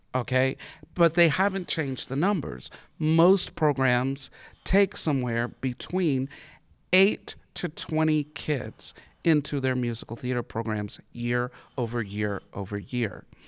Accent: Harmony, North Carolina, United States; also born or lived in Statesville, North Carolina; growing up in Statesville, um, actually Harmony, North Carolina

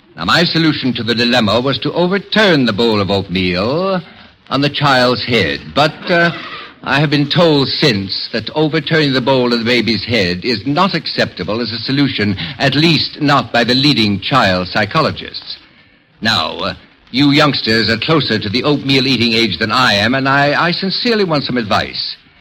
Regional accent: Indiana, United States; I'm from Indiana

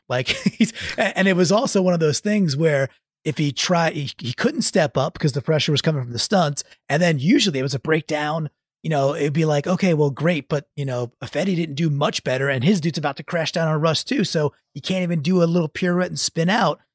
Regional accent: Long Island, New York, United States; when I was like an eight or nine-year-old kid growing up on Long Island

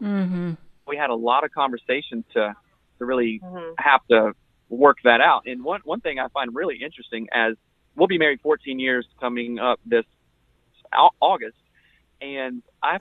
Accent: South Carolina, United States; I came from South Carolina, just the Bible Belt, grew up here, everything here

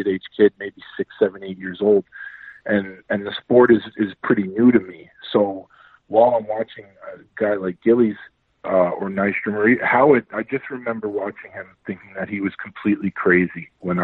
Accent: New York City, New York, United States; I grew up in Queens, New York

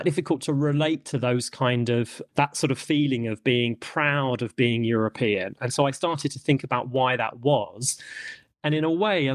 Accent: London, United Kingdom; I'm British, and I grew up in London, and you spent most of my life in London

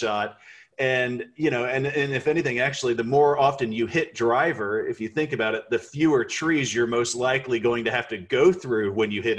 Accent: Texas, United States; I'm from Texas

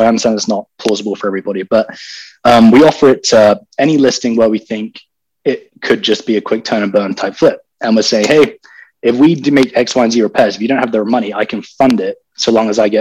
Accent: London, United Kingdom; moved away as an adult; also born or lived in Texas; now in United States; I'm from London. I was born and raised in England, spent 18 years there

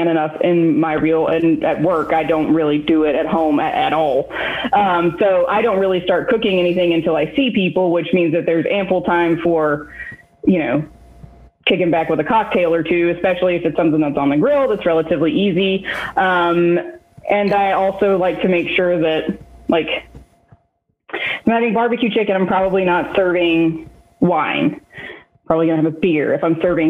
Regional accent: Black Mountain, North Carolina, United States; also born or lived in Birmingham, Alabama / Raleigh, North Carolina; I am originally from Black Mountain, North Carolina

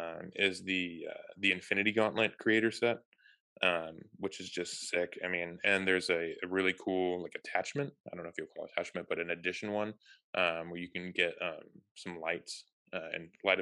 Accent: Germany; We did not have that in growing up in Germany

